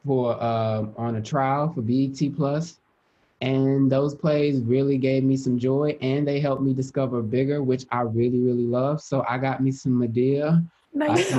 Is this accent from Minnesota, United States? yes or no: no; Houston, Texas, United States; I'm very from Houston